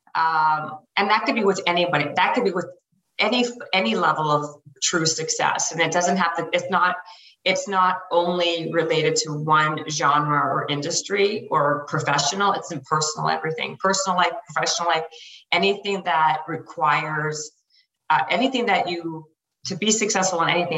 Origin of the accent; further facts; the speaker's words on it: Canada; moved away as an adult; now in Los Angeles, United States; I'm Canadian, so I was here in LA on a worker's visa